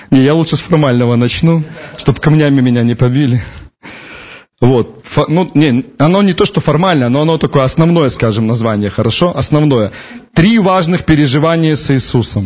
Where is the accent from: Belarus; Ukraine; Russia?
Belarus; мы из Беларуси